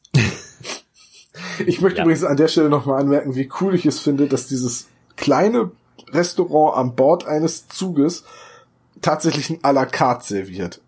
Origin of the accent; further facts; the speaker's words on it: Northern Germany, Germany; Wir sind Norddeutsche, wir können keine Dialekte.